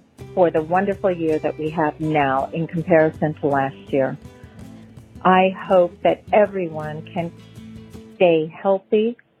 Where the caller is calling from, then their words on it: Missouri, United States; I'm calling from Missouri.